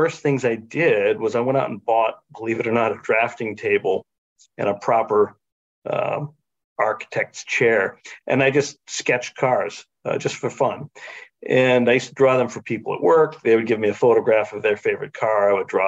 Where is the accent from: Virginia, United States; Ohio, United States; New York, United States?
Ohio, United States; also born or lived in Boston; now in Michigan, United States; I grew up in Ohio